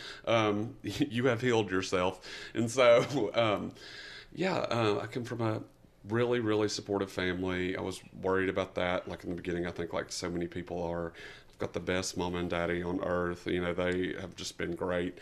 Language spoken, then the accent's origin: English; East Tennessee, United States; I am from East Tennessee originally, me and ….